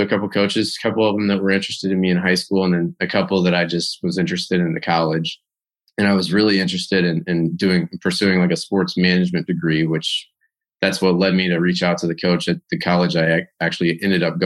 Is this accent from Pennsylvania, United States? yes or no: no; St. Louis, Missouri, United States; now in Tampa, United States; I'm originally from St. Louis, Missouri